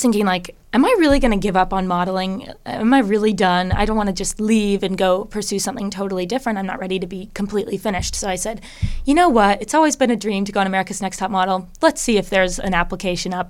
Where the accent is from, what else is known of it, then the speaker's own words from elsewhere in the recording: Bellevue, Washington, United States; also born or lived in Seattle; I grew up in the Bellevue area